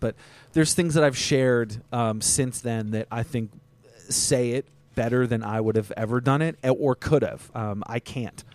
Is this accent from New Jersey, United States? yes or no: no; Vermont, United States; I grew up in Vermont